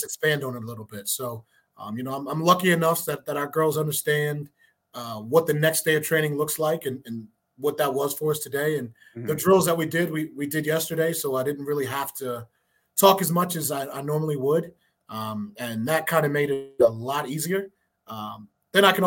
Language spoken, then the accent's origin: English; Maryland, United States; moved away as an adult; also born or lived in West Virginia; now in New Mexico, United States; originally I'm from Maryland.